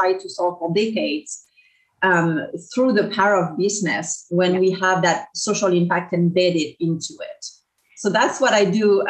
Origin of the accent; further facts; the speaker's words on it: France; English is a second language; moved away as an adult; now in Orange County, United States; So I grew up in France, so I'm a transplant. I landed in Orange County about 20 years ago, as you can probably tell from my accent